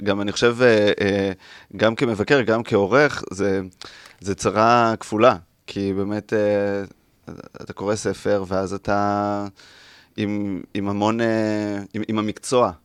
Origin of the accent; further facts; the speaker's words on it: Mazkeret Batya, Central District, Israel; also born or lived in Rehovot; אני ממזכרת בתיה